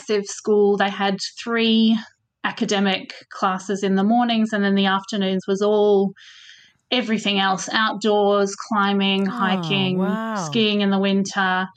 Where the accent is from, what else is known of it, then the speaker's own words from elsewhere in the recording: Melbourne, Victoria, Australia; moved away as an adult; also born or lived in Switzerland; now in Scottish Borders, United Kingdom; So I grew up in Melbourne and we left Melbourne